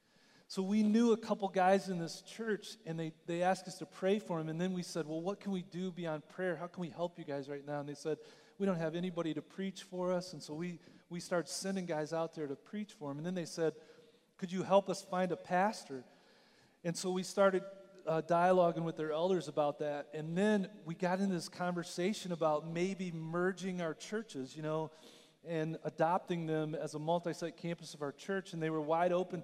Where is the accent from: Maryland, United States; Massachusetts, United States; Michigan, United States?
Michigan, United States; moved away; I grew up in Michigan